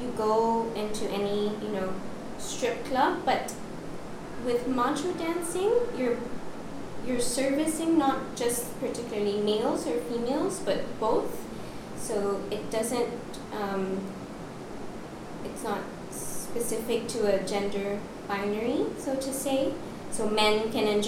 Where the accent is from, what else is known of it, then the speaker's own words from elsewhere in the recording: Manila, Metro Manila, Philippines; moved away as an adult; now in Singapore; I grew up mostly in the Philippines, but my heritage is also Indian and Singaporean.